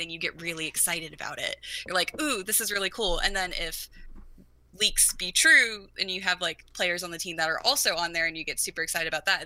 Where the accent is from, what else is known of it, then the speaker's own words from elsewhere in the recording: South Carolina, United States; I'm from South Carolina. I'm 5 hours away from Atlanta